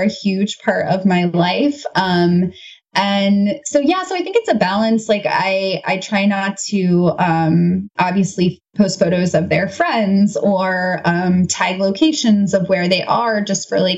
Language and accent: English; United States; as an American